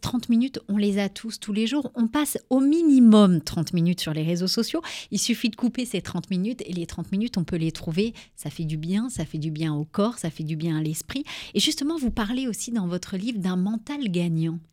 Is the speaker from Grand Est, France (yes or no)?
yes; Charleville-Mézières, Grand Est, France; je viens de Charleville-Mézières aussi